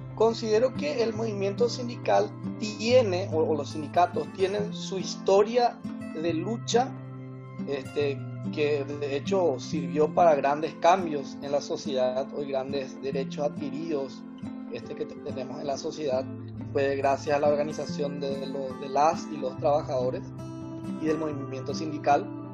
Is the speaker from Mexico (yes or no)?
no; Asunción, Paraguay; de Asunción, del Paraguay